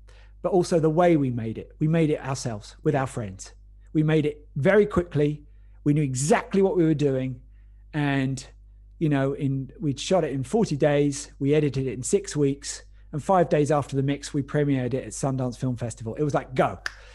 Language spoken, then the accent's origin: English; North Weald, East of England, United Kingdom; also born or lived in Epping, Essex; I grew up in North Weald in Essex, and then moved up the road when I was about 11 to Epping